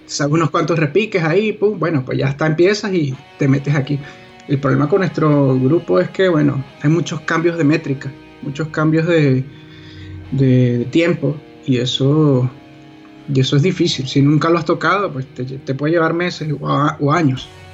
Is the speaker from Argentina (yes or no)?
no; Venezuela; nosotros como venezolanos